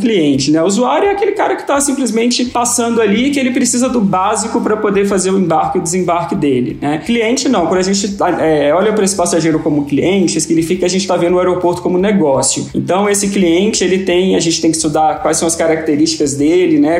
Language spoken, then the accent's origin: Portuguese; Minas Gerais, Brazil; eu sou mineiro